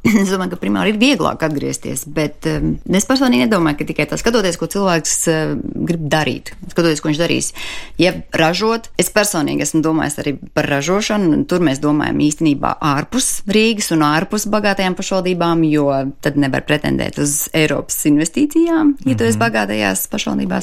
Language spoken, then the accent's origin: Latvian; Latvia; Es personīgi atgriezos atpakaļ uz vietu bez darba, bez kaut kādām garantijām